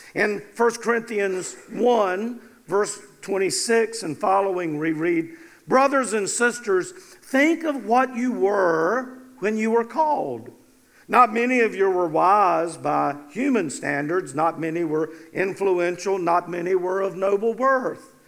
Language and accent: English; North Carolina, United States; I was from North Carolina